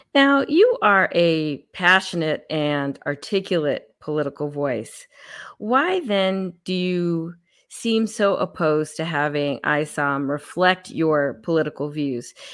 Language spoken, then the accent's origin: English; California, United States; now in Texas, United States; I grew up in California